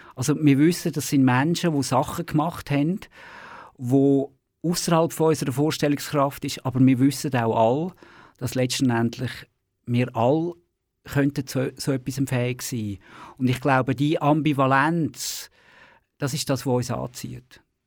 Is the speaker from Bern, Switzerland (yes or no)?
no; Baden, Aargau, Switzerland; in der Region Baden, wo ich aufgewachsen bin